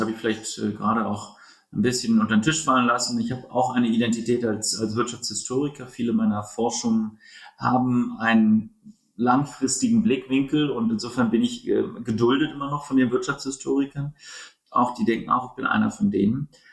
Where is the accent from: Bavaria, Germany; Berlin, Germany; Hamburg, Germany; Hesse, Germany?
Berlin, Germany; also born or lived in United States; geboren in Berlin, ein Berliner